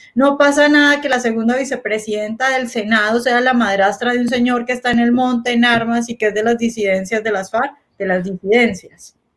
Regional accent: Colombia

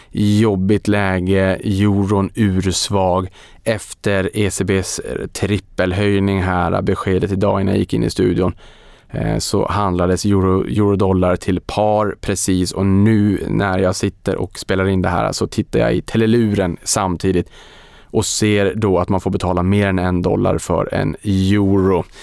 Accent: Boden, Norrbotten County, Sweden; Så väldigt, väldigt spännande och det här har man ju etablerat då i Boden, min hemort, gamla hemort

